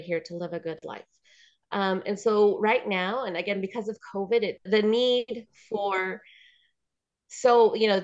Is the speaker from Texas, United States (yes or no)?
yes; El Paso, Texas, United States; now in New Mexico, United States; I am from El Paso, Texas. I've been here in New Mexico for about 20 years